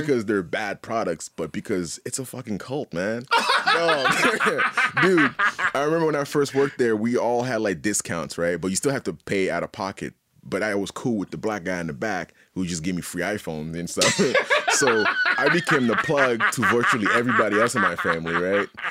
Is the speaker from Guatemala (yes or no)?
no; Haiti; also born or lived in Montreal, Canada; now in Halifax, Canada; I was born and raised in Haiti